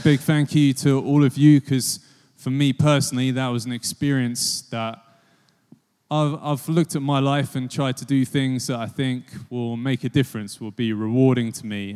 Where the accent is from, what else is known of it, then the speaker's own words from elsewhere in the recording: Biggleswade, East of England, United Kingdom; I'm from Bigglesweed on the other side of Bedfordshire, really small town